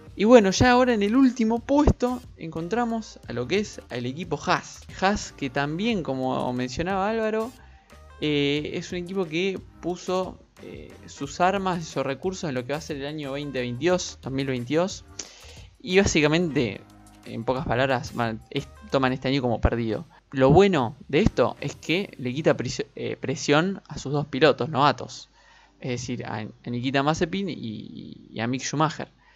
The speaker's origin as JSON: {"language": "Spanish", "country": "Argentina", "said": "nosotros justamente somos argentinos"}